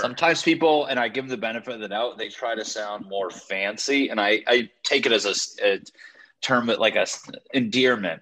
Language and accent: English; Connecticut, United States; moved away as an adult; also born or lived in Los Angeles; I'm from Connecticut.